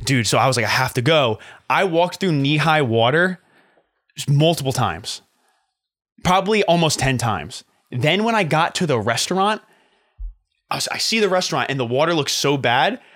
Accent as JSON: {"language": "English", "town": "Flemington", "region": "New Jersey", "country": "United States", "tie": "born or raised there", "also_born_or_lived": "Hoboken, New Jersey", "said": "My hometown, Flemington"}